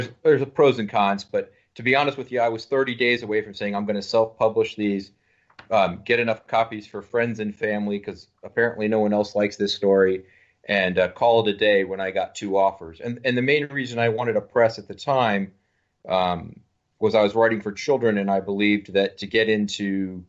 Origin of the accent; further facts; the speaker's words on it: the South, United States; I grew up in the South